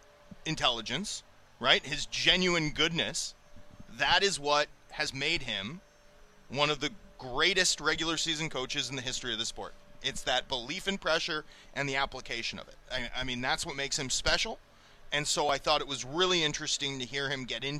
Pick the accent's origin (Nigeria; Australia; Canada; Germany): Canada; Vancouver, British Columbia; I grew up over in Kerrisdale